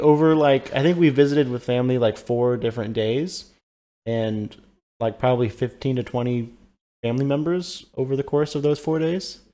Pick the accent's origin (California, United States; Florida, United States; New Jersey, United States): California, United States; moved away; I grew up in California, so I have a lot of family that live in that area